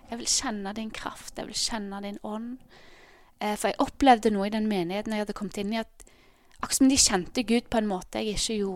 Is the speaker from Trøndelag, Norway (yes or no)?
no; Ålgård, Rogaland, Norway; now in Bergen, Norway; Eh, men jeg er egentlig fra Ålgård, som er ja, halvtimes tid ut Stavanger.